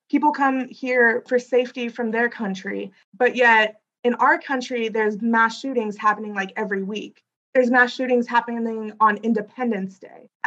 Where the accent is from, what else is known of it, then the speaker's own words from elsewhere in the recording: South India, India; So, personally, my family, we come from South India.